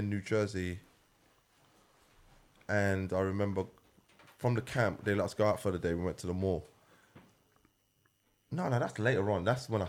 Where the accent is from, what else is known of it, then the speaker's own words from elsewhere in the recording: London, United Kingdom; also born or lived in New York City; We're from North London. London Borough, Barnet. East Finchley, to be exact.